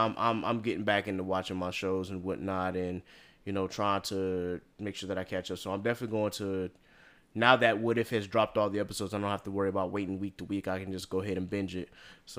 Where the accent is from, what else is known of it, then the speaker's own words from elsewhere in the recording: Carolina, United States; me being from Carolina